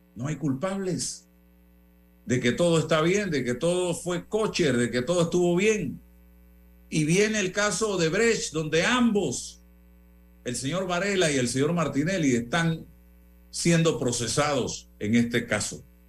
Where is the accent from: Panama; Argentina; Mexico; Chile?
Panama; como periodista y como panameño